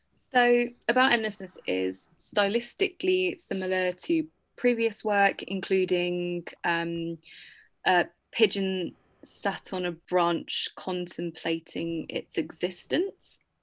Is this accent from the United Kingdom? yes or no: yes; United Kingdom; as a Brit